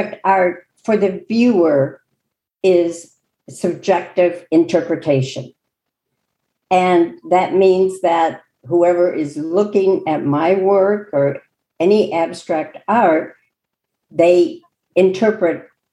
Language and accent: English; Chicago, Illinois, United States; I grew up in Chicago and used to go to the Art Institute of Chicago